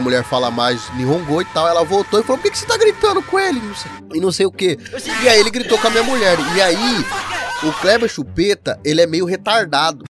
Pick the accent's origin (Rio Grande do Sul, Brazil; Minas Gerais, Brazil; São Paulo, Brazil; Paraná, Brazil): Paraná, Brazil; now in Japan; eu sou do Paraná, eu sou do uhum. sul